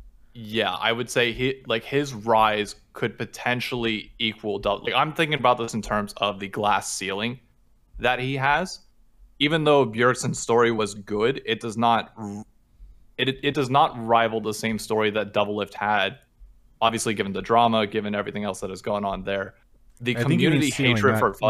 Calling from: New York City, New York, United States; Calling from Hell's Kitchen in New York City.

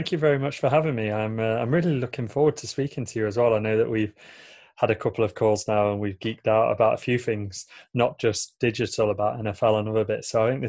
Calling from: Lincoln, East Midlands, United Kingdom; So I'm tuning in from a city called Lincoln in the UK. It's probably about 2.5 hours drive north of London.

